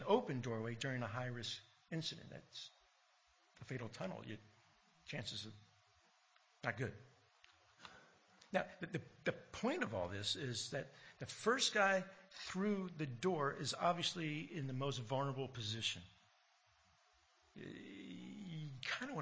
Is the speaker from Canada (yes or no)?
no; United States; now in Australia; growing up in America and hearing, you know, all the American history